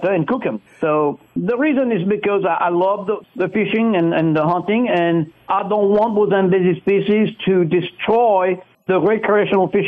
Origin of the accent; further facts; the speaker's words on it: France; now in United States; I grew up cooking wild game, actually, in France